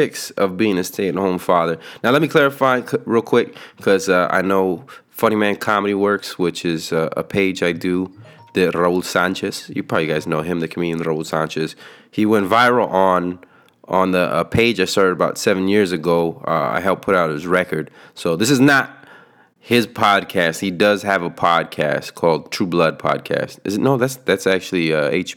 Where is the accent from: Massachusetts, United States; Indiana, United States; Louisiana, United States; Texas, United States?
Texas, United States; San Antonio; We're from San Antonio